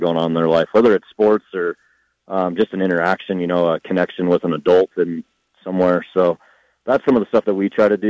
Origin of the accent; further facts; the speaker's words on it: Iowa, United States; now in Fort Collins, United States; I grew up in Iowa